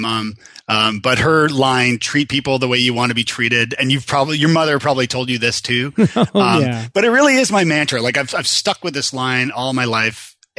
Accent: Toronto, Ontario, Canada; now in Nashville, United States; I am Canadian from Toronto, originally born and bred, and I had a little trip to Ireland where I met this wonderful woman from Tennessee, of all places, and years later ended up marrying her and living here in lovely Nashville, Tennessee.

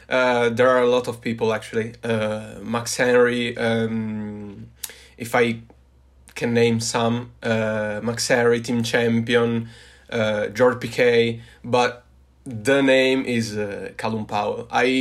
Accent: Turin, Piedmont, Italy; I'm from Italy, from Turin, Torino, which is a city in the gloomy north of Italy, in the northwest of Italy.

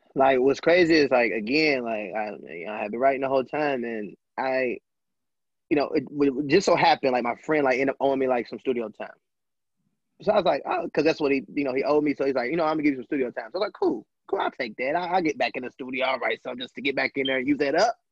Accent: Lexington, United States; where I'm from like from Lexington

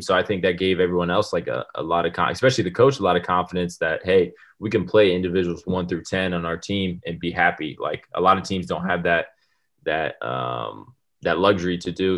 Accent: United States; moved away as an adult; being American

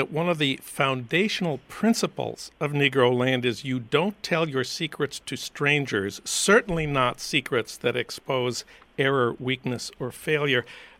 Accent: Saint Paul, Minnesota, United States; when I was growing up in St. Paul, Minnesota in the 50s

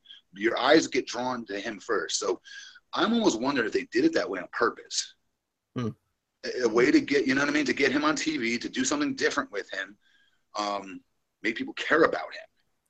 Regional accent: Florida, United States; He's a stud athlete in my home state.

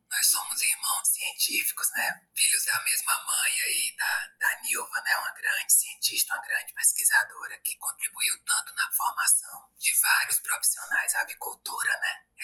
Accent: Piauí, Brazil; eu sou aqui do Piauí.

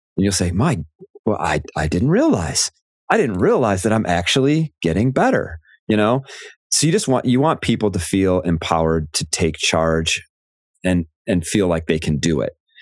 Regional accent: Chicago, Illinois, United States; moved away as an adult; now in Michigan, United States; I am from the Chicago area

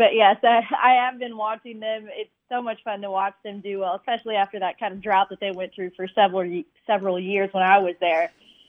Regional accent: Houston, Texas, United States; moved away as an adult; now in Fayetteville, United States; So I grew up in Houston. I worked for 2 years out in West Texas, and then I moved to Fayetteville, Arkansas. So I've been here for a little over a year now

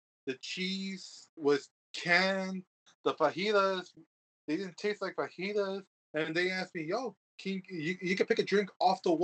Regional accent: Texas, United States; I was born and raised here in Texas

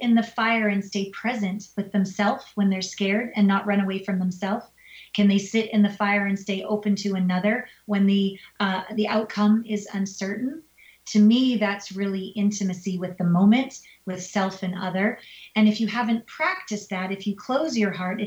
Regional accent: Canada; now in United States; Canada, my home country

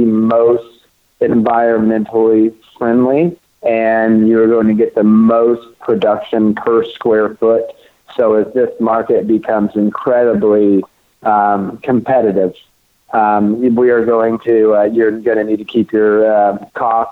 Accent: Oklahoma, United States; now in Los Angeles, United States; I grew up growing outdoor in Oklahoma, that's where I'm from

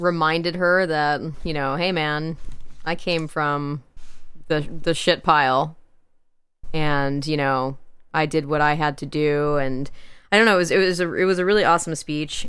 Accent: the Ozarks, United States; Hey, I'm from the Ozarks

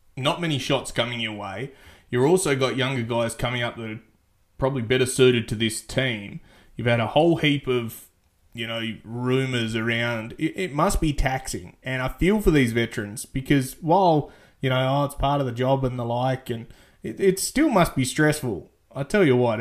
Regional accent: Australia; I'm an Australian

